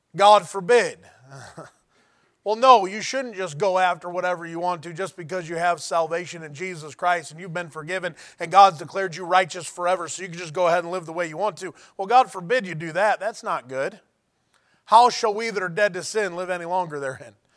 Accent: United States; I'm an American

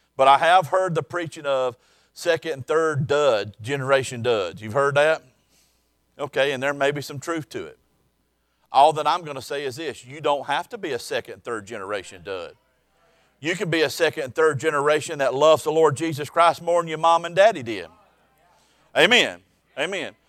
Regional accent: South Alabama, United States; I was born and raised in South Alabama

